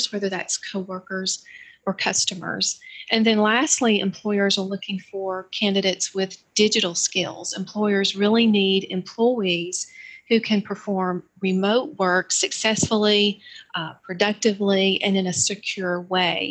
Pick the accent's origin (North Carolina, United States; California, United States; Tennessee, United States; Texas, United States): Tennessee, United States; Johnson City; I was born and raised in Johnson City